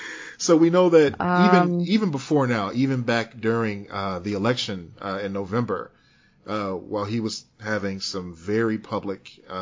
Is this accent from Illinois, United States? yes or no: yes; Chicago, Illinois, United States; he was a young black man growing up in Chicago just like me around the same time I was growing up.